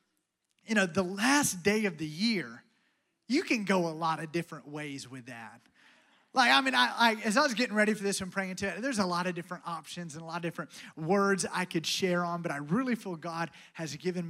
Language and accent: English; Alabama, United States; I'm from Alabama.